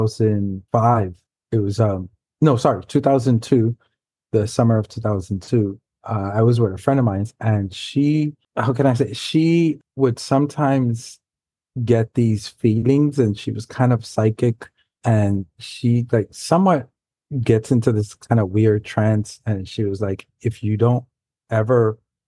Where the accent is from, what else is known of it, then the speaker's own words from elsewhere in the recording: New York City, New York, United States; first language Spanish; English is a second language; I grew up in New York City, not too far from Brian, in Manhattan, in the Upper West Side area